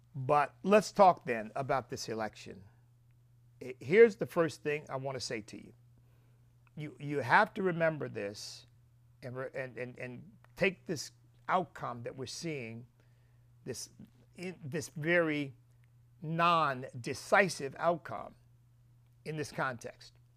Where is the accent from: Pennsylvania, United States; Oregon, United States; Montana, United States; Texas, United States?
Pennsylvania, United States; I grew up in Pennsylvania